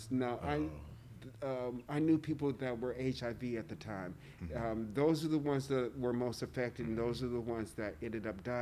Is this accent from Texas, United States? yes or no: yes; Texas, United States; I am from Texas, so in the South you keep water in the refrigerator anyway.